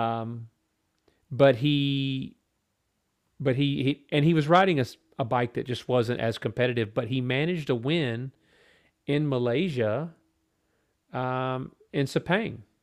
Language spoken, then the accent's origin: English; United States; as an American fan